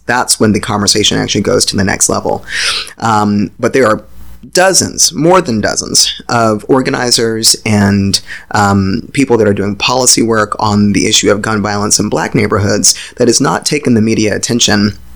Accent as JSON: {"language": "English", "region": "Virginia", "country": "United States", "tie": "born or raised there", "said": "I grew up in Virginia. I grew up in the country of Virginia"}